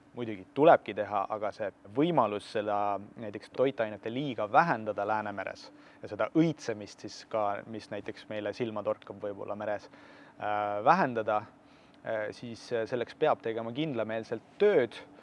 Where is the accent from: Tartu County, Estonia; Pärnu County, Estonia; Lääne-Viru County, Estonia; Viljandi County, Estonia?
Tartu County, Estonia; Tartu; sündinud ja kasvanud mina tegelikult Tallinnas ei ole, ma olen sisemaalt täitsa Tartust